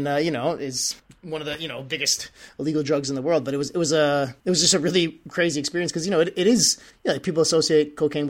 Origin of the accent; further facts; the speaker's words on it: United States; I had never really had a past like with like any cocaine use or anything growing up in the States